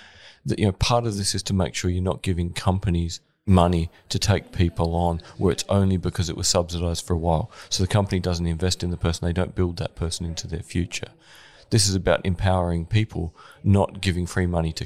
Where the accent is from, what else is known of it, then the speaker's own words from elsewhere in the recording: Gawler, South Australia, Australia; I'm from Gawler, north of Adelaide